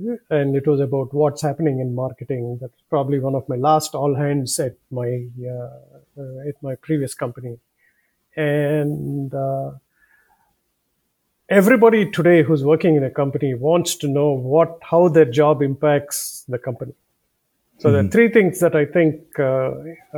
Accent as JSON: {"language": "English", "country": "India", "tie": "born or raised there", "accent": "southern", "moved": "yes", "lives_now": "United States", "said": "My previous life was in four other countries, including growing up in India"}